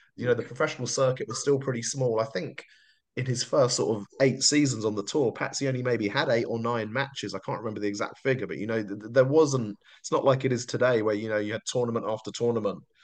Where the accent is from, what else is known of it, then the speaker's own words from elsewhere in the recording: London, United Kingdom; moved away as an adult; I grew up in South London